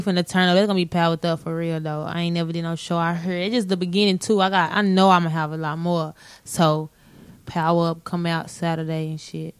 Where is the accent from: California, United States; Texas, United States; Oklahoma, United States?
Texas, United States; Dallas; I'm from Dallas, Texas.